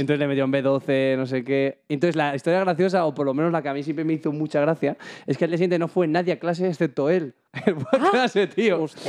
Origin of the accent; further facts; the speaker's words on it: Sanabria, Castile and León, Spain; en mi pueblo, bueno, en Sanabria